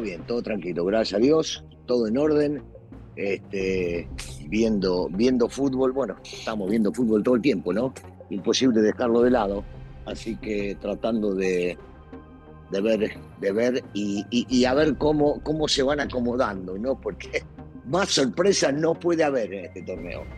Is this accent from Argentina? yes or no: yes; Argentina; yo soy argentino